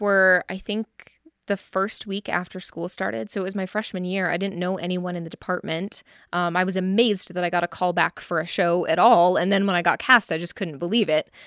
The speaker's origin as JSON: {"language": "English", "town": "Reno", "region": "Nevada", "country": "United States", "tie": "born or raised there", "moved": "as an adult", "lives_now": "Las Vegas, United States", "said": "I am from Reno, Nevada. I was born and raised there, and then I moved down here for school"}